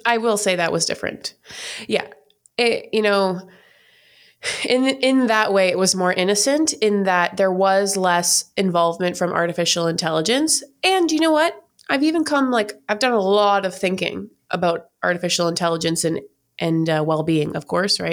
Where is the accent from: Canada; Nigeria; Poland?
Canada; moved away as an adult; now in United States; I'm from Canada